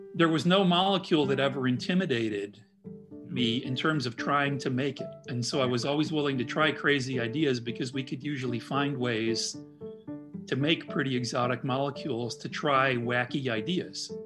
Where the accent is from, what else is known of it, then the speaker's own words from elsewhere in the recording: Midwest, United States; also born or lived in Indianapolis; being a Midwesterner, it was really great for me to be able to relocate to Indianapolis mm-hmm. um, and and be near family in Chicago